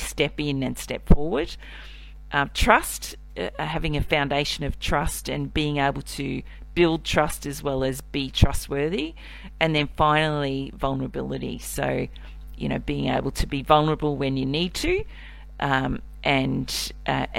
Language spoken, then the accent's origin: English; Cairns, Queensland, Australia; now in Melbourne, Australia; I was born in Melbourne, but I grew up in Cairns, which is in North Queensland